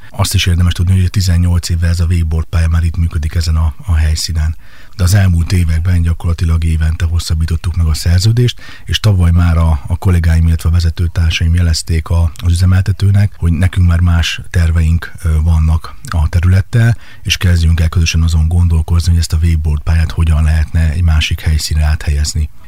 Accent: Kecskemét, Bács-Kiskun, Hungary; moved away as an adult; also born or lived in Budapest; Kecskeméten születtem, itt éltem 28 éves koromig

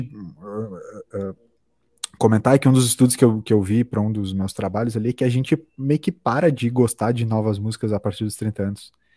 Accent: Brazil; como brasileiro

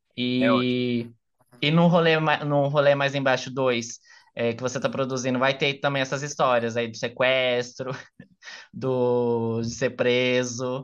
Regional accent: Brazil; eu sou brasileiro

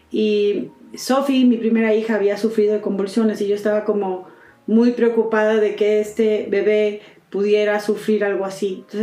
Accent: Mexico; first language Spanish

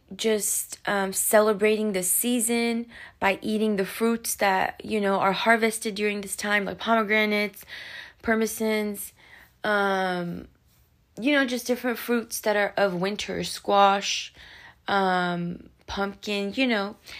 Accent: Pakistan; moved away; I'm from Pakistan, right? So, I remember in Pakistan, um, when I was, like, you know, four, five, six years old

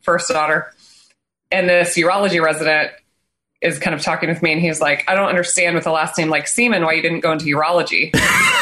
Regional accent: Nebraska, United States; I'm born and raised in Nebraska

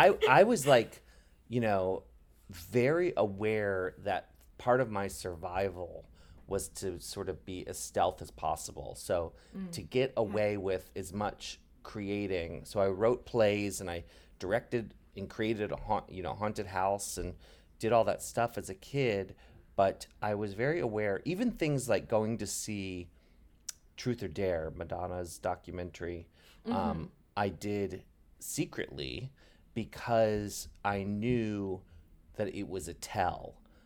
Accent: Maryland, United States; growing up in Maryland and going to Catholic school every day

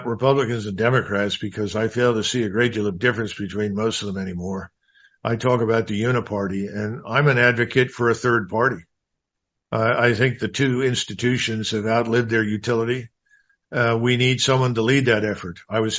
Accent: United States; I'm an American. I'm going to do what I think is right for my country.

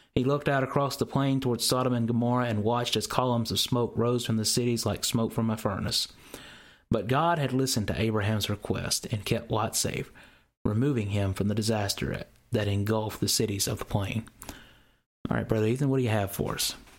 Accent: Mississippi, United States; I'm from the South, okay? I'm from Mississippi, and a lot of our words here get kind of slung out the wrong way

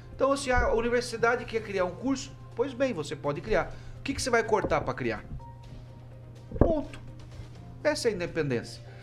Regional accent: Paraná, Brazil; Falo isso como paranaense, com muito orgulho

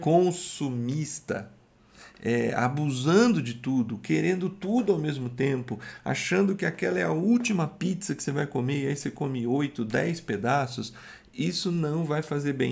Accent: Brazil; a gente é brasileiro

